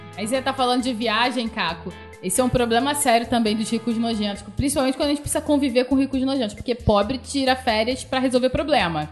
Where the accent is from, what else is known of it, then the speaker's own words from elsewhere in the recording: Macaé, Rio de Janeiro, Brazil; Eu nasci em Macaé